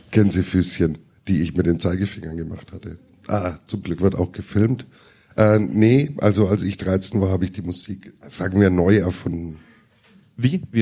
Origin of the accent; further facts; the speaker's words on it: Watzeldorf, Bavaria, Germany; Und nichts gegen Schwabach, weil ich komme aus Watzeldorf.